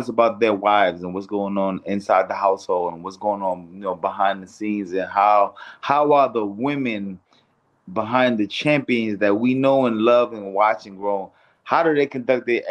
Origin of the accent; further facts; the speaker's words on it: New York City, New York, United States; moved away as an adult; now in California, United States; growing up in Brownsville, Brooklyn